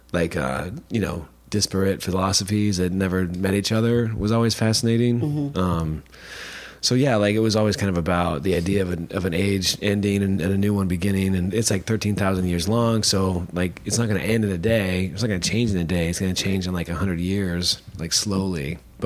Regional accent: Utah, United States; now in Richmond, United States; I grew up in Utah

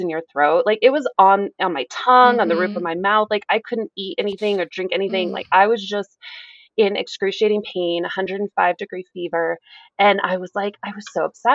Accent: New Mexico, United States; growing up in New Mexico

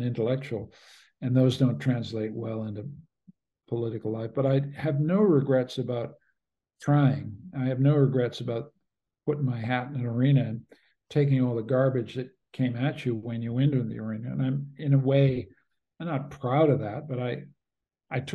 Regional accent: Canada; I'm a Canadian.

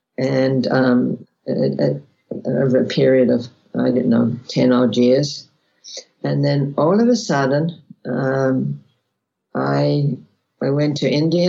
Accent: Australia; I was born in Australia.

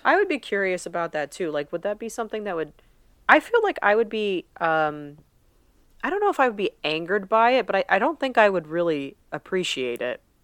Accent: United States; We're two American girls

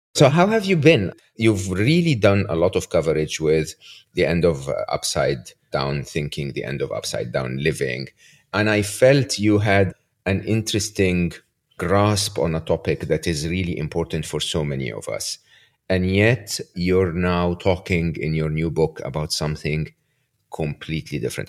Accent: Egypt; moved away; I grew up in Egypt

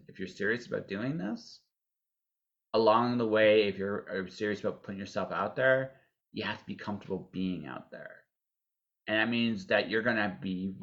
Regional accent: Canada; we're Canadian

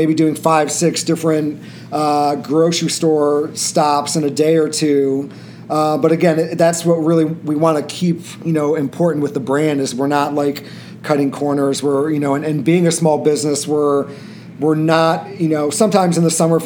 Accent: Peoria, Illinois, United States; moved away as an adult; now in Chicago, United States; we're from Peoria, Illinois originally. We met in driver's ed at age 15

